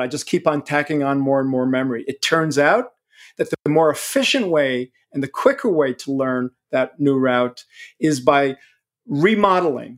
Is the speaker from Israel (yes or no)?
yes; Israel; now in New York City, United States; grew up in Israel and I'm a New Yorker